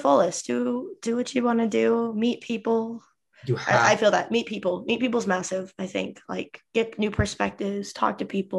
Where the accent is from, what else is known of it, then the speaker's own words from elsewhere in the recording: Utah, United States; I live in Utah actually.